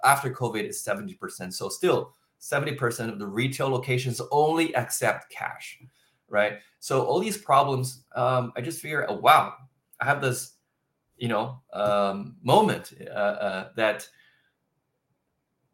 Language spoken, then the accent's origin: English; Beijing, China; moved away as an adult; also born or lived in United States; now in Tokyo, Japan; I was born in Beijing, China, in an academic family.